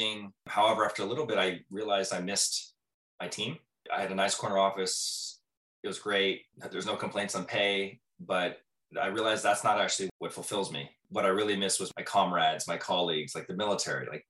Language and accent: English; Southern California, United States; moved away as an adult; also born or lived in Manhattan; I'm from Southern California